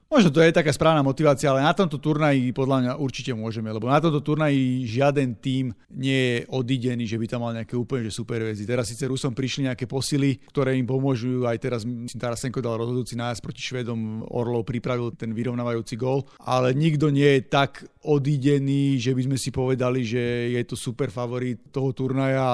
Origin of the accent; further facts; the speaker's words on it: Slovakia; všetci sme Slováci